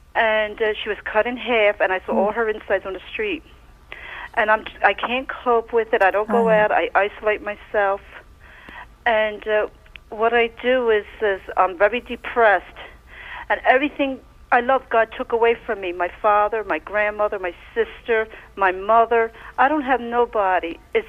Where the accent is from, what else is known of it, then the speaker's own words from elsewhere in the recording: Philadelphia, Pennsylvania, United States; From Philadelphia.